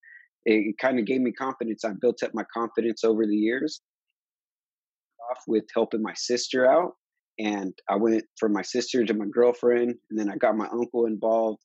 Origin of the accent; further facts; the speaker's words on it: Harbor area of California, United States; I'm from the Harbor area of California